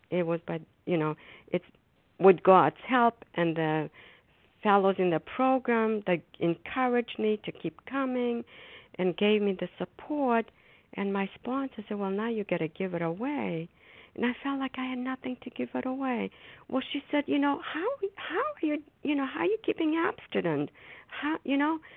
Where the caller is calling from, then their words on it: Foxborough, Massachusetts, United States; I'm a grateful recovering compulsive overeater, and I'm calling from Foxborough, Massachusetts.